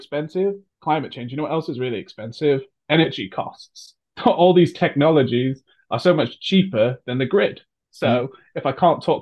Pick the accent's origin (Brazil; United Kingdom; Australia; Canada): United Kingdom; also born or lived in United States; I'm American by birth, moved to the United Kingdom when I was 6 years old.